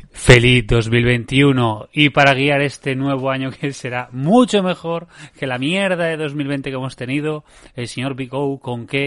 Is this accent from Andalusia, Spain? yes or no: no; Ourense, Galicia, Spain; el que a día de hoy es el alcalde de, de Urense, somos así los de Urense.